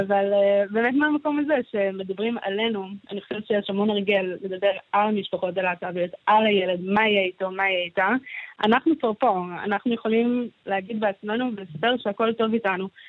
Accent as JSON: {"language": "Hebrew", "town": "Gan Yavne", "region": "Central District", "country": "Israel", "tie": "born or raised there", "said": "כשהייתי קטנה אני גדלתי בגן יבנה"}